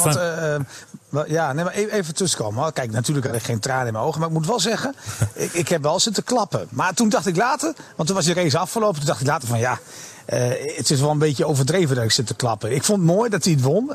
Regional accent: Netherlands; als Nederlander

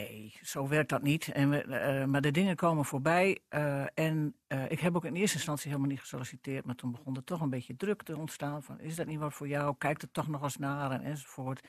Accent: northern Netherlands, Netherlands; Ik ben een Noorderling. Ik ben ook half Drents

